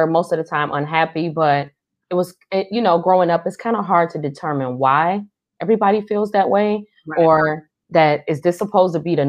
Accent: Cleveland, Ohio, United States; I hail from Cleveland, Ohio

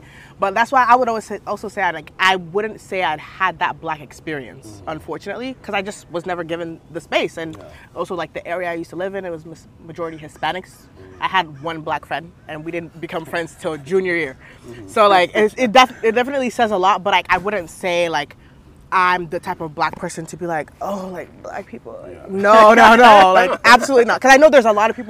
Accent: Sacramento, California, United States; also born or lived in Nigeria; I'm from Sacramento

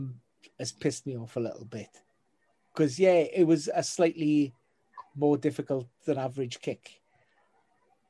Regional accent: Wales, United Kingdom; as a Welshman

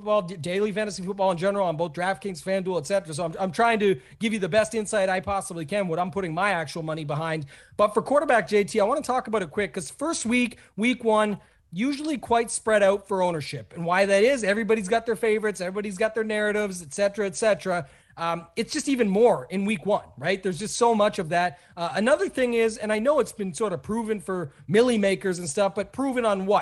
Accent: Canada; I'm a Canadian

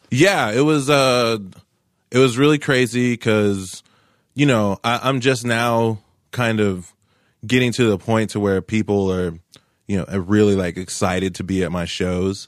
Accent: Tulsa, Oklahoma, United States; also born or lived in Cleveland, Ohio; I was born in Cleveland, Ohio, but I moved to Tulsa at a very young age in all my formidable years

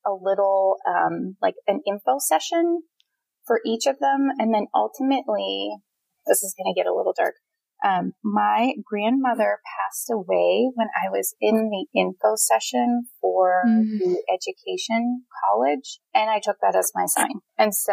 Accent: Pittsburgh, Pennsylvania, United States; moved away as an adult; also born or lived in Phoenix, Arizona; I'm from Pittsburgh, Pennsylvania

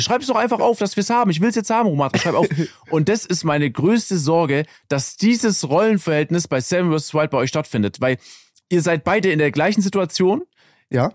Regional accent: Germany; als Deutscher

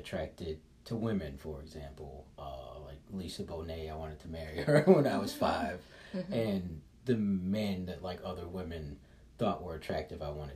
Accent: Chicago, Illinois, United States; moved away; also born or lived in San Francisco / Philadelphia; I'm from Chicago, I lived in San Francisco

